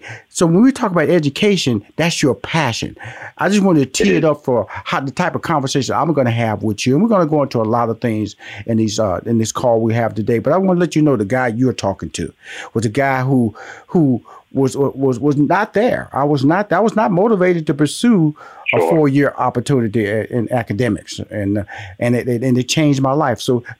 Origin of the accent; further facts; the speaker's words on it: Houston, Texas, United States; I come from Houston, Texas, born in Fifth Ward.